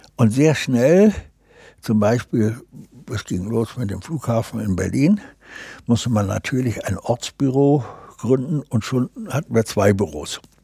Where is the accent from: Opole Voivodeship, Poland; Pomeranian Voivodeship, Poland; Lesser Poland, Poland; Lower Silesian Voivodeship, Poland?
Pomeranian Voivodeship, Poland; Gdańsk; also born or lived in Braunschweig; now in Hamburg, Germany; ich bin in Danzig im Hafen groß geworden